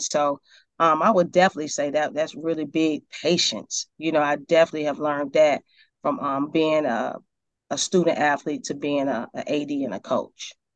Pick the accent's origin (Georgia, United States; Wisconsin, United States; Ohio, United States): Georgia, United States; Decatur; also born or lived in Atlanta / Stone Mountain; I was born in Atlanta. I was raised in Decatur and Stone Mountain area in the suburbs of, of Atlanta.